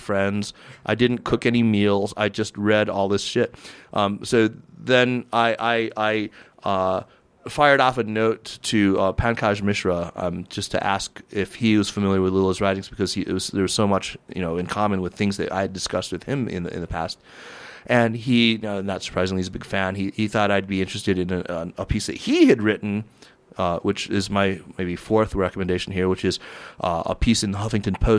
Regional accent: United States; as an American who loathes the Tea Party

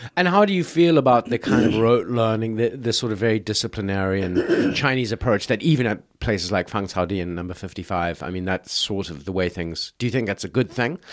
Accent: South Africa; now in China; I grew up in South Africa

